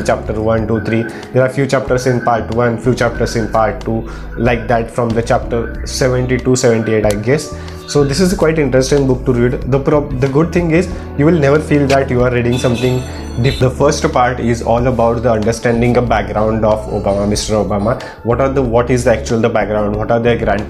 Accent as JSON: {"language": "English", "country": "India", "said": "I am from the India"}